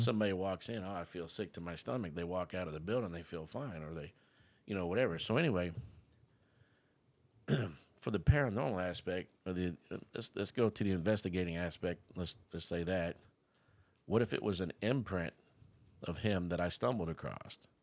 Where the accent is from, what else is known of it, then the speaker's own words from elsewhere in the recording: Florida, United States; I was born here in Florida